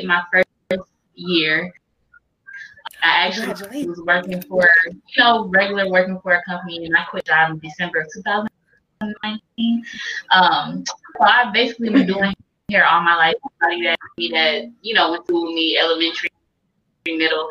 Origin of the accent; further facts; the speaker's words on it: Detroit, Michigan, United States; also born or lived in Louisiana / Southgate, Michigan; I'm recording in Detroit, actually Southgate, but I'm from Detroit, born in Louisiana